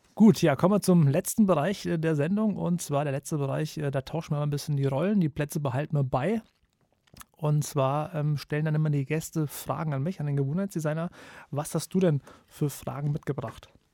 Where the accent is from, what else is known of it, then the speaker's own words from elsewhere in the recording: Kassel, Hesse, Germany; ich komme aus Kassel